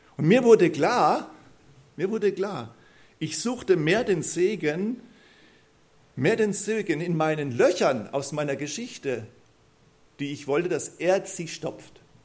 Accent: Neulusheim, Baden-Württemberg, Germany; accent: Kurpfälzisch (Mannheimerisch); ich komme aus Neulusheim, also bin dort, wo ich wohne, auch geboren, ähm, geboren und aufgewachsen. Ich bin Kurpfälzer, ich kann Monamarisch babble

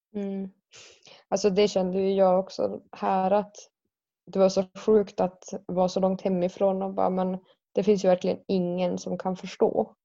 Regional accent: Karesuando, Norrbotten County, Sweden; now in Väddö, Sweden; Jag är från Karesuando och just nu bor jag i Väddö.

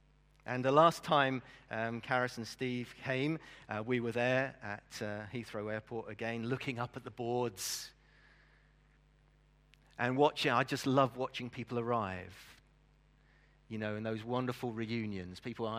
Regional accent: Brazil; as a missionary kid, obviously I was brought up in Brazil. If you don't know why I support Brazil as a football team, I spent my early years in Brazil. And my parents were missionaries there.

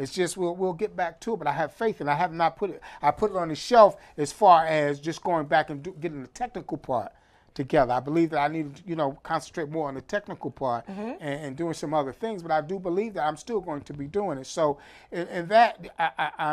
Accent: New York, United States; growing up in New York

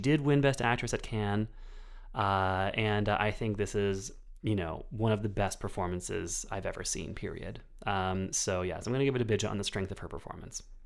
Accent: United States

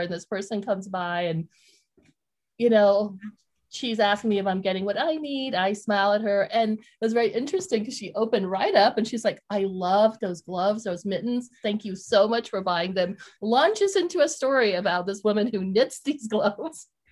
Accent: Vietnam; moved away; I'm from Vietnam. So I grew up, you know, going to a Buddhist temple at a very young age.

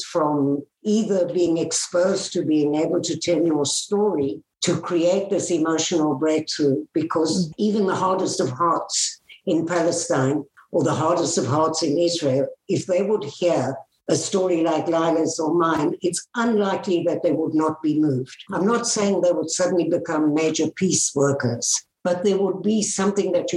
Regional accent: South Africa; moved away; I grew up in South Africa. I was born there.

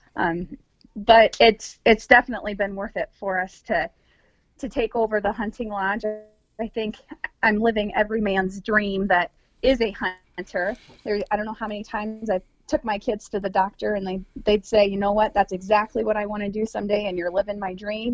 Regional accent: Midwest, United States; now in South Dakota, United States; being a Midwesterner

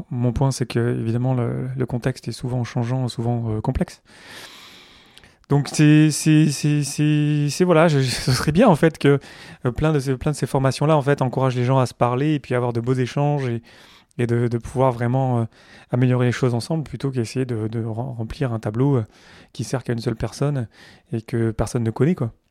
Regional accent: France; parce que je suis français ou voilà Descartes, le cartésianisme, c'est encore très très présent.

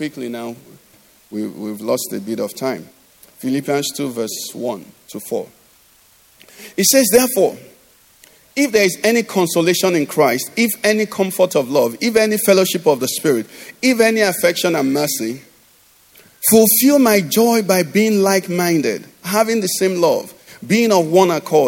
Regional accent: Enugu, Enugu State, Nigeria; growing up in Enugu

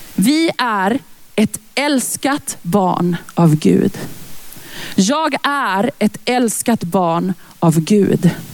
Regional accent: Lidköping, Västra Götaland, Sweden; moved away; also born or lived in Växjö; Jag är från början från Lidköping.

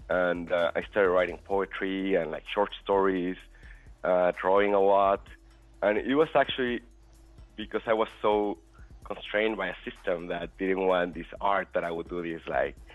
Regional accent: Puebla, Mexico; in uh, Mexico, Puebla.

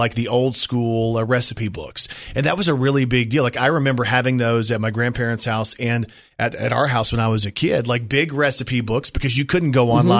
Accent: Texas, United States; now in Arkansas, United States; I'm from Texas.

